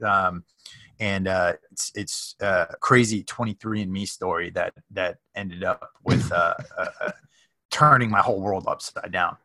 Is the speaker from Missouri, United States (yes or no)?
no; Norwalk, Connecticut, United States; moved away as an adult; now in Southern California, United States; I'm from Connecticut originally, uh, hmm. Norwalk, Connecticut.